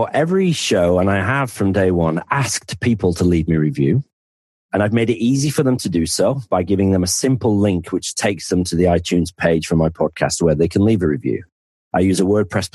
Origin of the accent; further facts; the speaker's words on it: the north of England, United Kingdom; accent: northern; now in Penzance, United Kingdom; my accent is you're normally sort of the thick person from the north